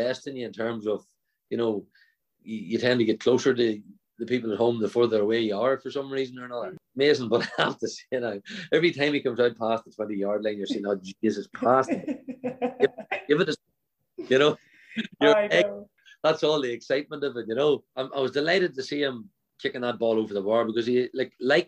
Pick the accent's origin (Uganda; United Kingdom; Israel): United Kingdom; Ardboe, Northern Ireland; I'm from Arbogue, in a place called Arbogue